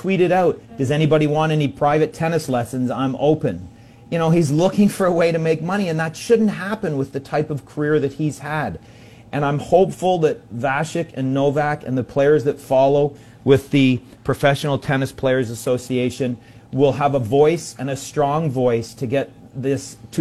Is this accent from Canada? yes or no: yes; Canada; as a Canadian that grew up playing tennis across this country